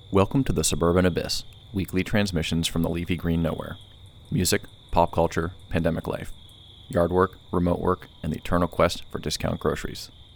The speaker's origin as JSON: {"language": "English", "town": "Cuyahoga Falls", "region": "Ohio", "country": "United States", "tie": "born or raised there", "moved": "yes", "said": "I was born and raised in Northeast Ohio"}